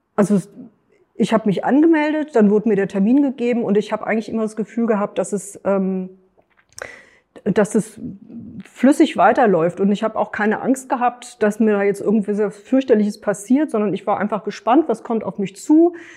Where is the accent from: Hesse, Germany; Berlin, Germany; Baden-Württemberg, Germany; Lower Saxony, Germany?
Hesse, Germany; Frankfurt; Ich komme aus Frankfurt